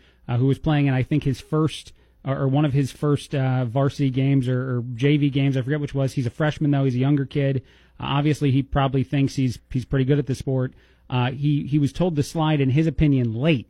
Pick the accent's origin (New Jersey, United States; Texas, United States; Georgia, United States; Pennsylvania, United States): New Jersey, United States; I'm from New Jersey